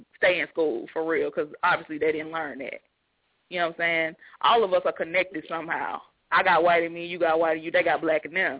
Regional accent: Georgia, United States; I'm from Georgia. I'm from Georgia, so, I mean, I'm not shocked

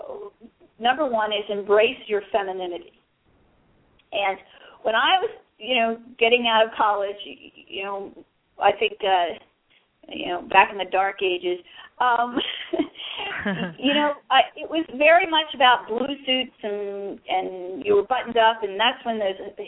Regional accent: Philadelphia, Pennsylvania, United States; I'm from Philly

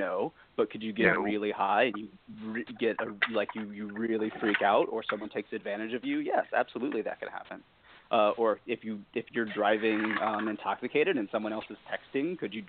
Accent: Texas, United States; I'm from Texas.

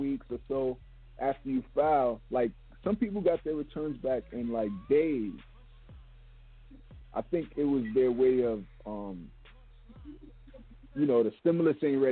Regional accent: New York City, New York, United States; we're from Brooklyn

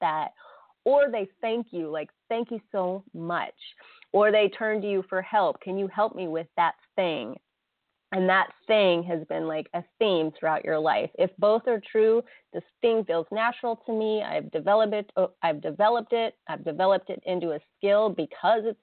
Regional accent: United States; I grew up in America where, you know, Happy New Year is January 1st.

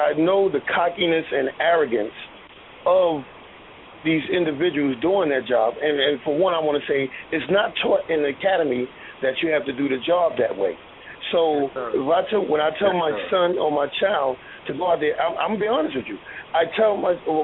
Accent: New York City, New York, United States; I was born and raised in Polo Ground Projects

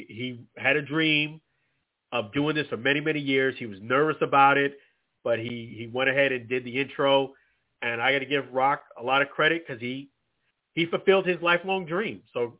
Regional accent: Tampa, Florida, United States; And being that we are from Tampa Bay here, the area

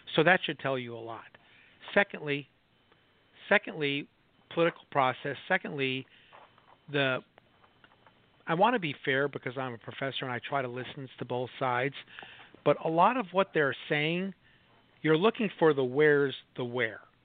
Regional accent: Chicago, Illinois, United States; moved away; also born or lived in Minneapolis; I grew up in Chicago

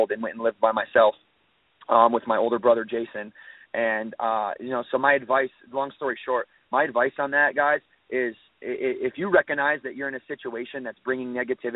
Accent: Battle Creek, Michigan, United States; now in Huntersville, United States; I came from a background from Battle Creek, Michigan

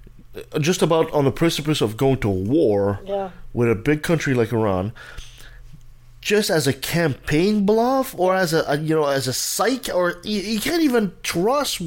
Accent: Quebec, Canada; as a Canadian and as a Quebecer

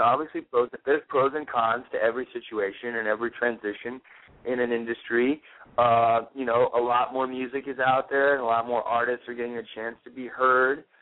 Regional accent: Florida, United States; moved away as an adult; also born or lived in New Orleans, Louisiana; now in New York City, United States; my brother and I were both born in New Orleans, Louisiana. Uh, we grew up in Florida

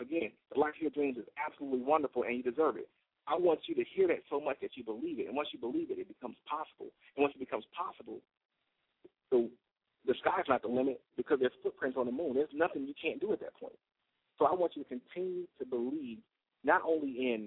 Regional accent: United States; as an American

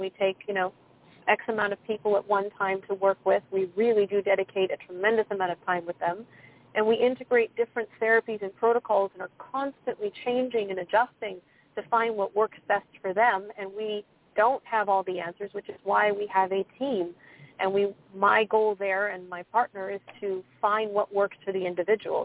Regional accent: United States; I'm from the United States

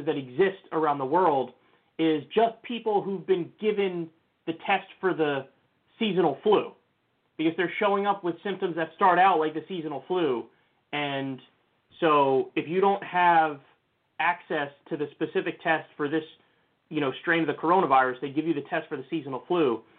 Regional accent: New Rochelle, New York, United States; my hometown, New Rochelle, New York

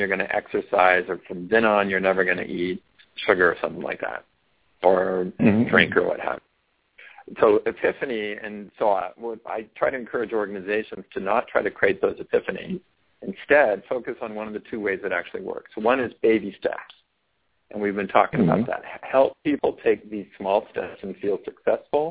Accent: California, United States; I was raised in California, and so I don't sound like somebody from Florida or somebody from Boston

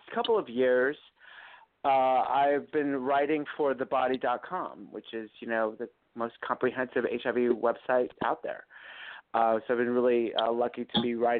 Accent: Phoenix, Arizona, United States; moved away as an adult; also born or lived in Little Rock, Arkansas / West Hollywood, California; now in New York City, United States; I grew up in Phoenix, Arizona, and I moved

